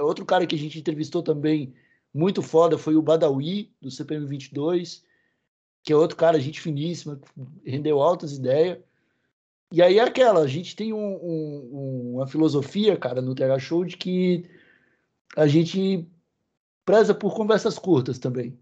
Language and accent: Portuguese; Santa Catarina, Brazil; A gente, a gente é sulista